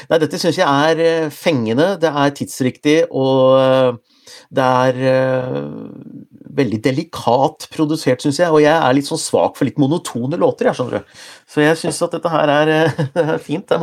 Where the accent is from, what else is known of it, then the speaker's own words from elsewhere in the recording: Gjøvik, Innlandet, Norway; now in Oslo, Norway; jeg, jeg, jeg, taler jo litt bokmål. Jeg har bodd i Oslo siden jeg er 87, men egentlig så kommer jeg fra Hunndalen, et sted utafor Gjøvik